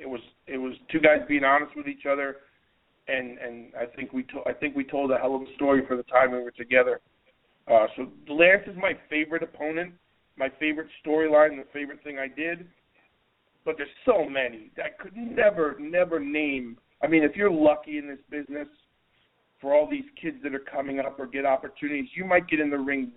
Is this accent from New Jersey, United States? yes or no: yes; New Jersey, United States; I'm a kid from New Jersey